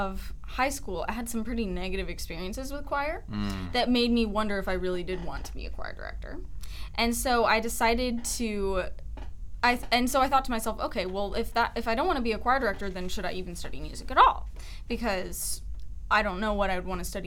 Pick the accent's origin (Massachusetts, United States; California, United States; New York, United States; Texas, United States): Texas, United States; Richardson, Austin; also born or lived in East Tennessee; now in Dallas, United States; I'm from a lot of places. Texas. I grew up in Richardson area